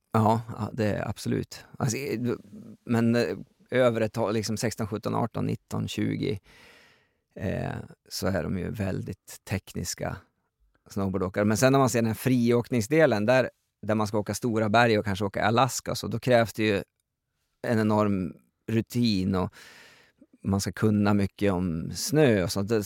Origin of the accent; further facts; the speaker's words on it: Gräftåvallen, Jämtland, Sweden; jag växte upp i den miljön